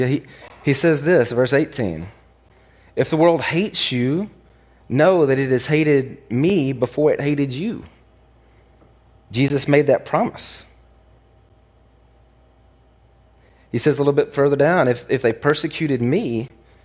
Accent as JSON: {"language": "English", "region": "the Bible Belt", "country": "United States", "tie": "born or raised there", "said": "I grew up in the Bible Belt"}